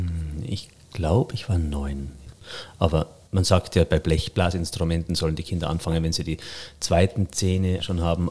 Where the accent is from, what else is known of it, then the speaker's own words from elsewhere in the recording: Reith bei Kitzbühel, Tyrol, Austria; moved away; In Kitzbühel, da wo ich herkomme, Reit bei Kitzbühel, ist ja Tourismus ganz groß